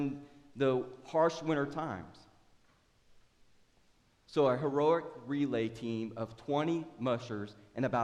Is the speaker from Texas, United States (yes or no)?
no; Oklahoma, United States; now in Tupelo, United States; I was raised in Oklahoma